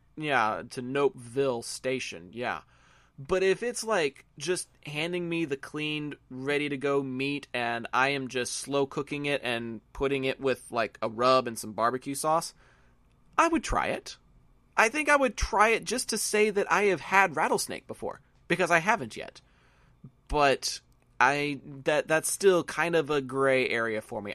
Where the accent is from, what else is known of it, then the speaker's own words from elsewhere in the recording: Texas, United States; I'm a Texan